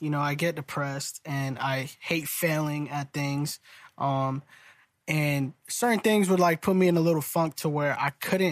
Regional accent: Salem, Massachusetts, United States; I am originally from Salem, Massachusetts

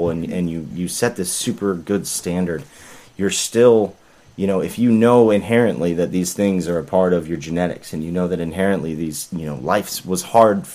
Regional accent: Florida, United States; also born or lived in Tulsa, Oklahoma; I grew up in Florida primarily

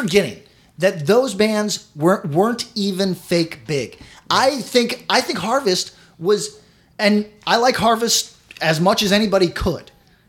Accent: Albany, New York, United States; I'm from Albany

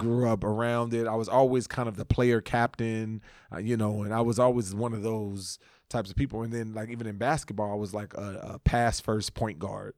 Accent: Los Angeles, California, United States; moved away; also born or lived in Texas; I was from the West. I'm from L A.

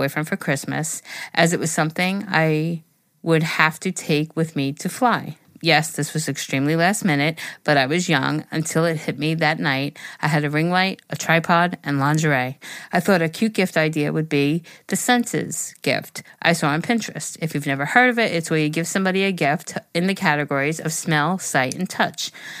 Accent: Toronto, Ontario, Canada; I'm from Toronto and my boyfriend is from Vancouver.

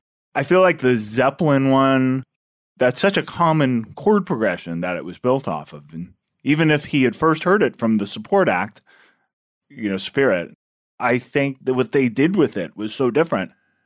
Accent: West Coast, United States; now in New York, United States; I grew up on the West Coast.

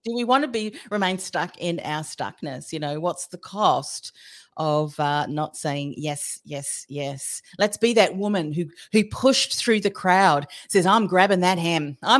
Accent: Australia; I mean, I often will joke, you know, I'm an Aussie. And we do have these, a bit of a sarcastic trait.

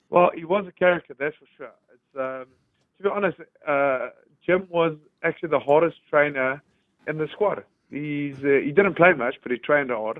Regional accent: South Africa; moved away as an adult; now in United Kingdom; as a South African coming to the U K

